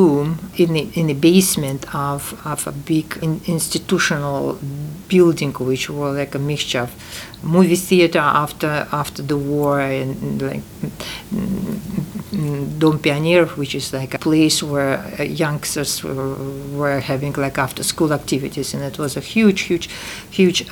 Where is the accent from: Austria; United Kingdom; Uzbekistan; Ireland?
Uzbekistan; Tashkent; English is a second language; moved away; 10 years after the war, I was born in Tashkent.